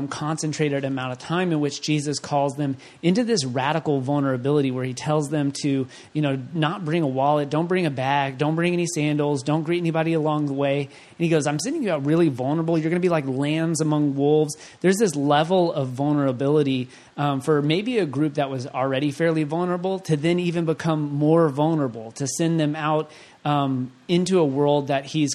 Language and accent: English; Waco, Texas, United States; I'm from Waco, David Koresh